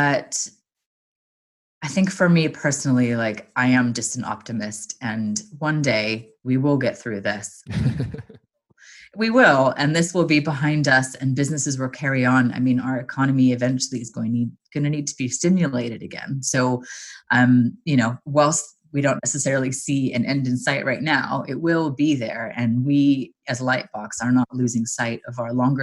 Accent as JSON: {"language": "English", "region": "Southern California", "country": "United States", "tie": "born or raised there", "also_born_or_lived": "Los Angeles", "moved": "as an adult", "lives_now": "London, United Kingdom", "said": "born and raised in Southern California"}